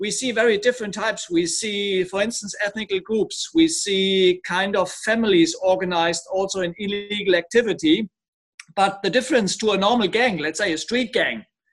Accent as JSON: {"language": "English", "country": "Germany", "moved": "as an adult", "lives_now": "Lyon, France", "said": "my home country, Germany"}